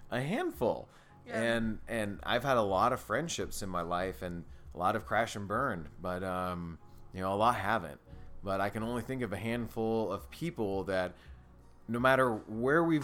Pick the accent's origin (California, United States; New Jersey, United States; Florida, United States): California, United States; now in Indiana, United States; Yeah, I came from California to Indiana.